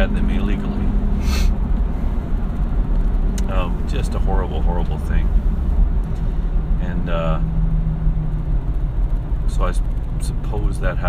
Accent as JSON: {"language": "English", "town": "Gallup", "region": "New Mexico", "country": "United States", "tie": "born or raised there", "said": "I grew up in Gallup, New Mexico"}